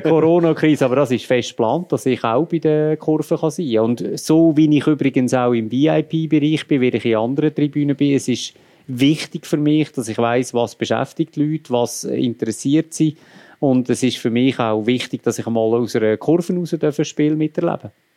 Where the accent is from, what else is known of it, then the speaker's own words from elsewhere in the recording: Lucerne, Switzerland; ich bin Luzerner